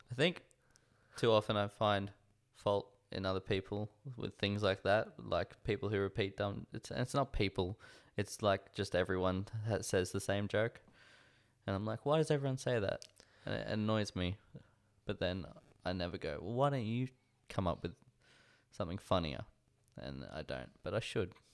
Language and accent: English; Australia; I don't feel like I have an identity as an Australian